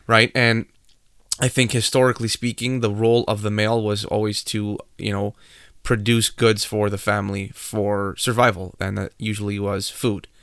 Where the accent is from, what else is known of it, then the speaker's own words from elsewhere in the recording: Canada; we are Canadian